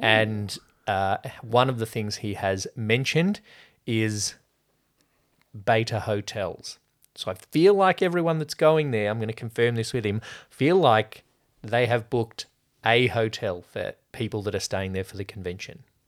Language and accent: English; Australia; speaking as Australian